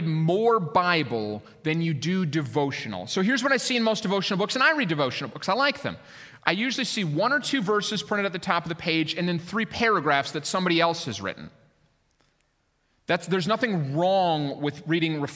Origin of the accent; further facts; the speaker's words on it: Minneapolis, Minnesota, United States; moved away as an adult; also born or lived in Colorado / Lake Michigan area; I was born in Minnesota. I lived there for 22 years.